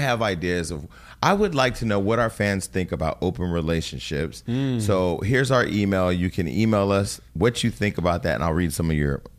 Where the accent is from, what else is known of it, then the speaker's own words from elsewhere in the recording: Stockton, California, United States; moved away; my hometown